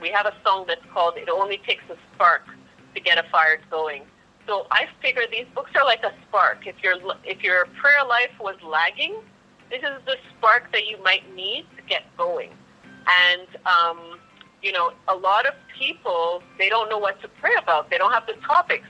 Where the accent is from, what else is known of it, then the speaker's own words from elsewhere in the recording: Montreal, Quebec, Canada; I'm from Canada, so from Montreal